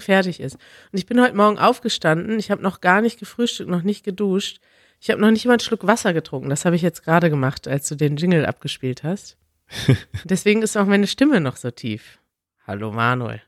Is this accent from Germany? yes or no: yes; Germany; als Deutsche